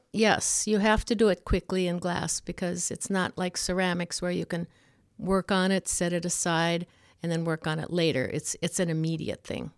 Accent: Ulu, Wisconsin, United States; Ulu is a little town that was originally all of Finnish descent. My grandfather was one that settled there in the early nineteen hundreds, and I was born and raised there

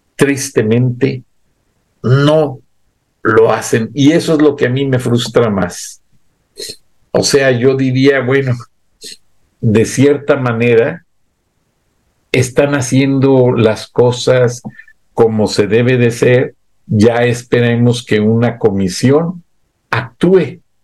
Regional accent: Mexico; Somos mexicanos

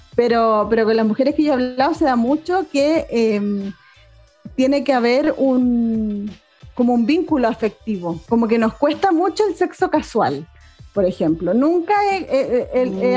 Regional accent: Chile; aquí en Chile

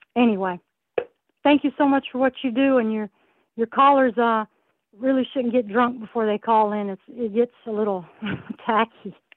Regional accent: the South, United States; moved away as an adult; now in California, United States; I'm not originally from here. I'm from the South, and uh, I came out here only for the military

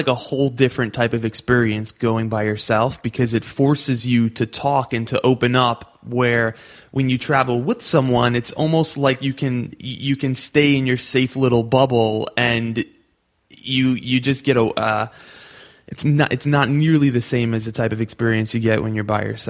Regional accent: United States

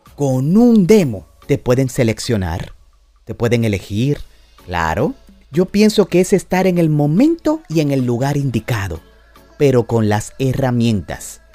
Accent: Dominican Republic; como decimos en mi país, en República Dominicana

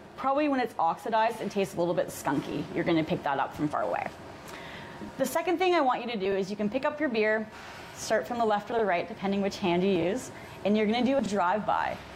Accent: Canada; we're Canadian

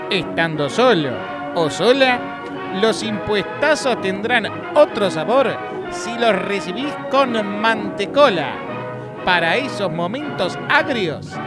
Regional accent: Buenos Aires, Argentina; born there; En realidad, bueno, yo, soy argentino, nací acá en Capital.

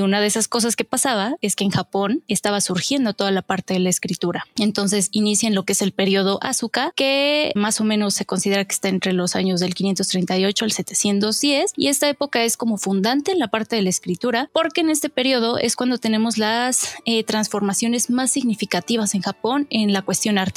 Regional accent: Mexico; soy de México y soy estudiante de Japanese for Dummies.

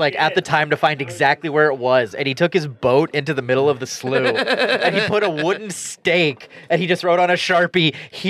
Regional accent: Rugby, North Dakota, United States; moved away; I grew up an hour from Minot. Where was that? In Rugby.

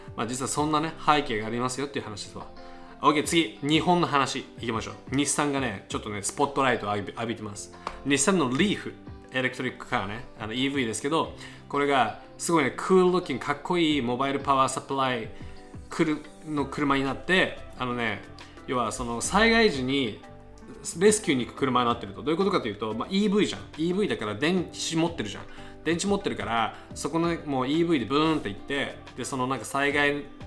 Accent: United States; アメリカ人

